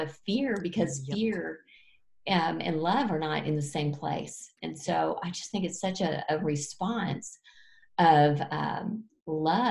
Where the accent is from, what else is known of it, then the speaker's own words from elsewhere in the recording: Fort Worth, Texas, United States; my husband and I were downtown Fort Worth in my hometown